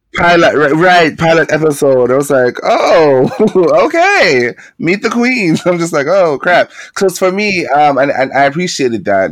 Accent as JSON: {"language": "English", "country": "Jamaica", "tie": "born or raised there", "moved": "yes", "said": "growing up in Jamaica as a queer young man"}